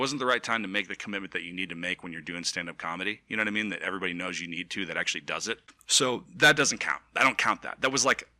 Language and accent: English; Los Angeles, California, United States; now in Dallas-Fort Worth, United States; I'm from Los Angeles.